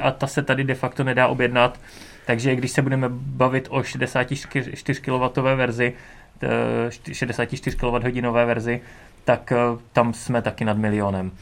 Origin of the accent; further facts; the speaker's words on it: Beroun, Central Bohemian Region, Czechia; jsem z Berouna